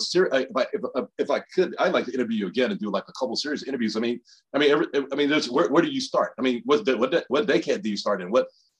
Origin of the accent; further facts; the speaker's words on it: Birmingham, Alabama, United States; I grew up in Birmingham, Alabama.